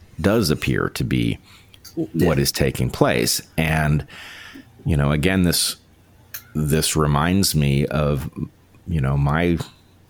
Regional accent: United States; as an American

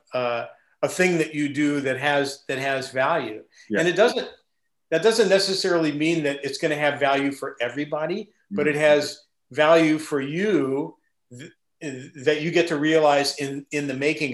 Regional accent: Midwest, United States; I grew up in the Midwest

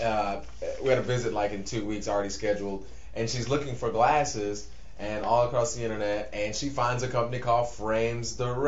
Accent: United States; I'm American, man.

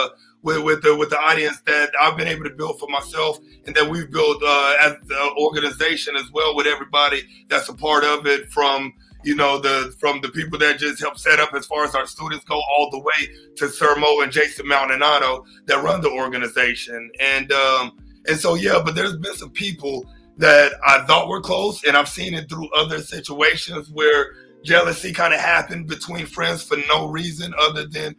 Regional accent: Texas, United States; also born or lived in Oklahoma City, Oklahoma; So I'm from Oklahoma City, technically. That's where I was born. I've been in Texas since I was 3 years old.

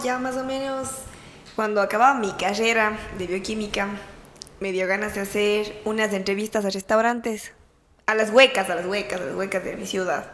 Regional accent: Ecuador; now in Myrtle Beach, United States; somos ecuatorianos, venimos de diferentes ciudades

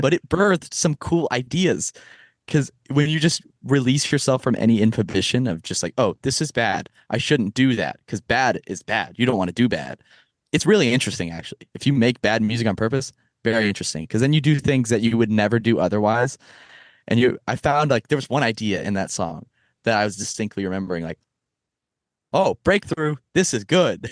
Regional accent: Texas, United States; moved away as an adult; now in Boston, United States; I was born in Texas and raised in Texas my entire life

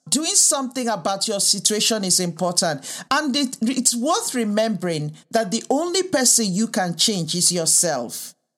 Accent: Nigeria; moved away; also born or lived in United Kingdom; I was raised in the U K and also in Africa, in Nigeria

